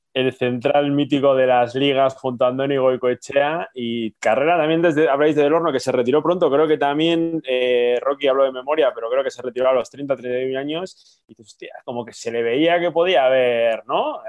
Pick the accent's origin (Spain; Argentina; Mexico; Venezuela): Spain; Santo Domingo de la Calzada, La Rioja; en Santo Domingo La Calzada, mi pueblo